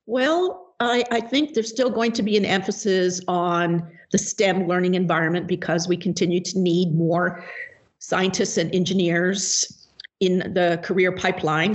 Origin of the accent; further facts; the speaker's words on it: British Columbia, Canada; moved away as an adult; also born or lived in Hong Kong / California / Baltimore, Maryland; now in Bellingham, United States; i taught the, those subjects in my hometown in British Columbia, Canada